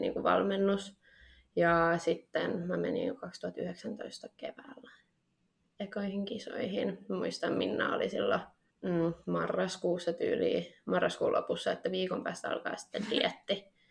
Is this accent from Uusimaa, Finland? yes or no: no; Tampere, Pirkanmaa, Finland; also born or lived in Nokia; mä oon ollut aina tästä Tampereelta, Pirkanmaalta.